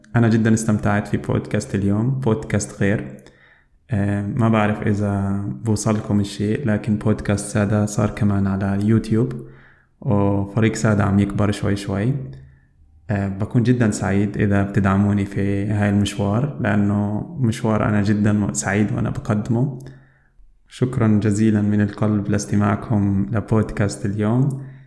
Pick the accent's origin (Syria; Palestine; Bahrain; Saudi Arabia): Palestine; moved away as an adult; now in Germany; أنا عربي فلسطيني وعايش في ألمانيا صار لي عقد من الزمن في ألمانيا